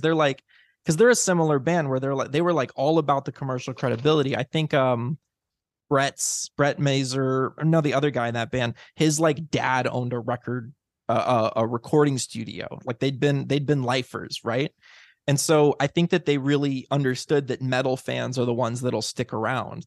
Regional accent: Illinois, United States; I grew up in Illinois.

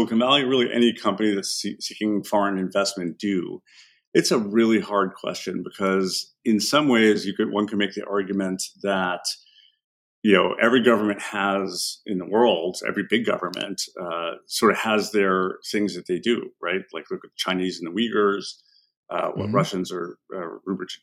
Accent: Egypt; first language Arabic; English is a second language; moved away; I was born in Egypt, and I grew up speaking Arabic as my first language. My parents immigrated because they wanted a better life.

